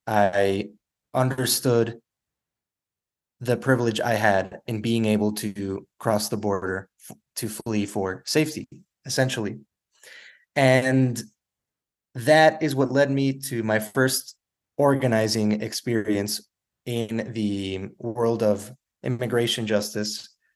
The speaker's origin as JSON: {"language": "English", "town": "El Paso", "region": "Texas", "country": "United States", "tie": "born or raised there", "also_born_or_lived": "Ciudad Juarez, Mexico", "said": "I was born and raised here in El Paso, Texas, in the borderland, both sides of the border. This is my hometown, my home community. Like many people here in the border, like many fronterizos, I have deep ties to both sides of the border."}